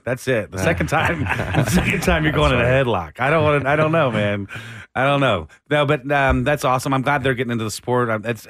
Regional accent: Austin, Texas, United States; I was born in Austin

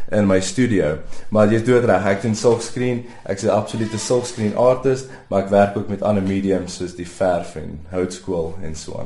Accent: Pretoria, Gauteng, South Africa; ek het geswat groot geword in Pretoria, Waterkloof Hoërskool skool gegaan

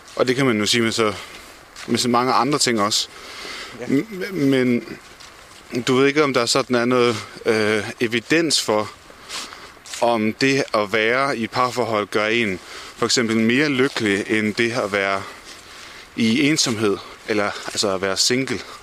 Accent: Denmark; som danskere

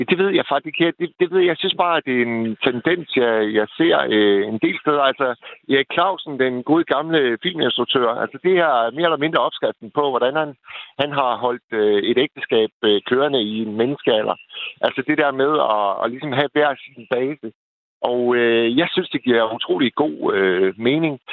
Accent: Vendsyssel, North Denmark Region, Denmark

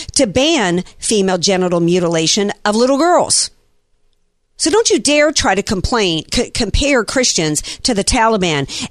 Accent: the South, United States; I grew up in the South

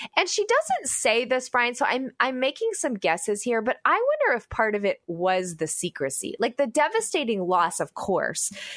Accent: United States; as an American

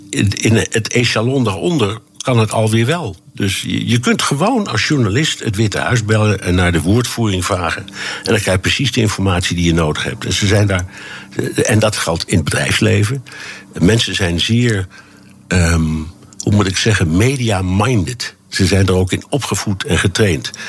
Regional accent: Tehran, Tehran Province, Iran; Dutch is a second language; also born or lived in United States; Ik, ik kwam uit Teheran, waar ik de, de, de Iraanse revolutie heb meegemaakt.

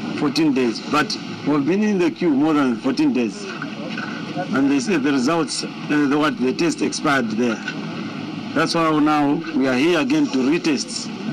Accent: Zambia; I'm from Zambia.

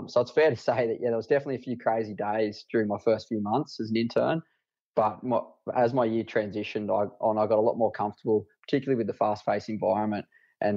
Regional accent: Dubbo, New South Wales, Australia; set up a satellite men's health clinic out of my hometown at Dubbo

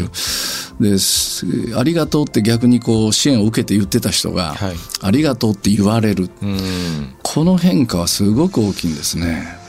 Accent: Kitakyushu, Fukuoka, Japan; 北九州から来ました

